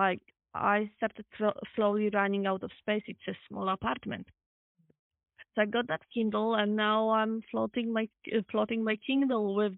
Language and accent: English; Poland; English is a second language; now in Amsterdam, Netherlands; I'm from Poland.